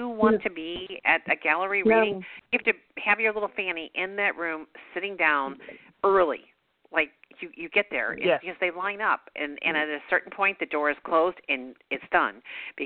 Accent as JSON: {"language": "English", "region": "Missouri", "country": "United States", "said": "we're from Missouri, you know, we are out in the farms"}